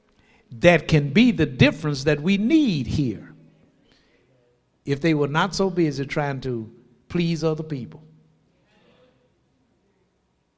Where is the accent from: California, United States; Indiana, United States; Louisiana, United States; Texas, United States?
Louisiana, United States; Shreveport; I'm born and raised in Shreveport.